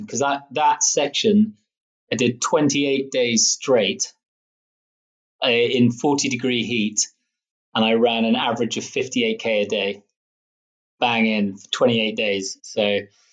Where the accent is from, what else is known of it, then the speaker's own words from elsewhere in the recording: Scotland, United Kingdom; being Scottish